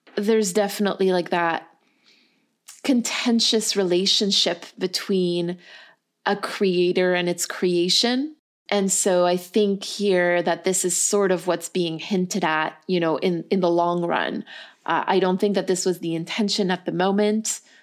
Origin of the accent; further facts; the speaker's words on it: Canada; We're two Canadian people and a Canadian producer